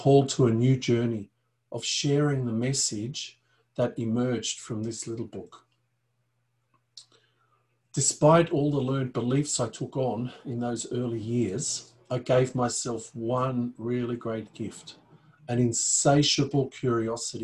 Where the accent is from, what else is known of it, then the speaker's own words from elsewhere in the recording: Austria; I was born in the Alps in Europe, in Austria to be precise.